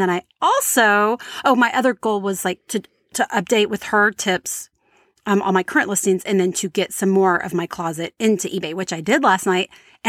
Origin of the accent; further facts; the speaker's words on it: Louisiana, United States; They're from Texas. I'm from Louisiana.